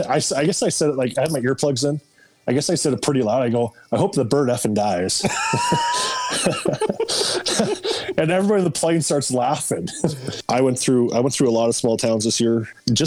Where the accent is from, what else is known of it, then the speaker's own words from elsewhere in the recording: Winnipeg, Manitoba, Canada; I grew up in Winnipeg. I love the city of Winnipeg.